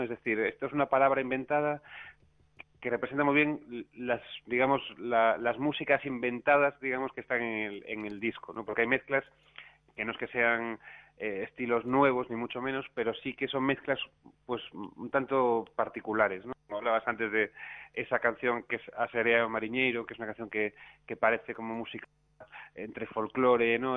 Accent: A Coruña, Galicia, Spain; also born or lived in Buenos Aires, Argentina; now in Madrid, Spain; Coruña, mi ciudad natal

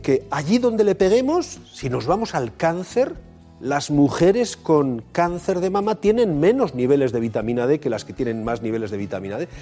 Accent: Bilbao, Basque Country, Spain; los de Bilbao tenemos una, una, característica diferenciadora

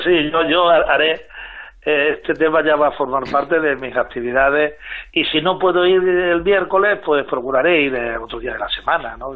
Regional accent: Extremadura, Spain; yo soy extremeño

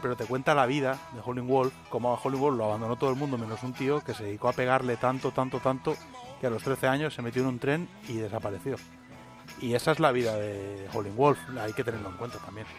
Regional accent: Catalonia, Spain; yo crecí en Cataluña

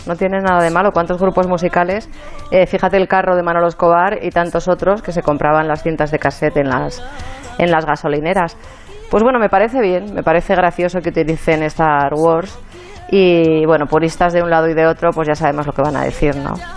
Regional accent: Spain; somos los españoles

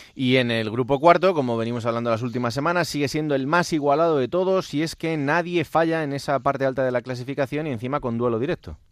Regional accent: Madrid, Community of Madrid, Spain; para la gente que somos de Madrid

